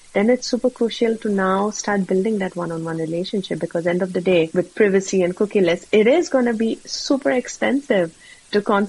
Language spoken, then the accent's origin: English; India; moved away; I'm originally from India